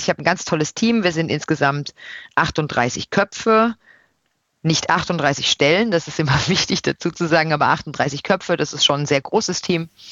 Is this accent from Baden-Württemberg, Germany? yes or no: yes; Odenwald, Baden-Württemberg, Germany; moved away as an adult; also born or lived in Brussels; now in Washington, D.C., United States; wo ich herkomme, dann sage ich immer erstmal Europa. Das ist meine gefühlte Heimat und dann stuft sich das ab. Dann kommt Deutschland, dann kommt Baden, dann kommt der Odenwald.